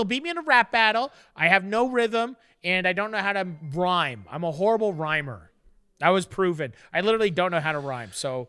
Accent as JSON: {"language": "English", "town": "Fort Erie", "region": "Ontario", "country": "Canada", "tie": "born or raised there", "said": "I grew up on a lake, bro. I grew up in Fort Erie, Lake Erie. It's a great lake."}